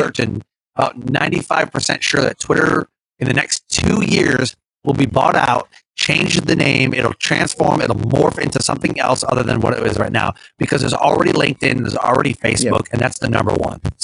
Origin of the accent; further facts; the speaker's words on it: Detroit, Michigan, United States; I'm from Detroit